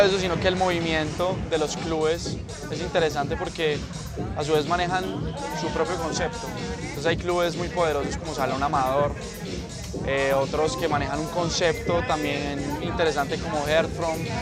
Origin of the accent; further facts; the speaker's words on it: Medellín, Antioquia, Colombia; soy de la ciudad de Medellín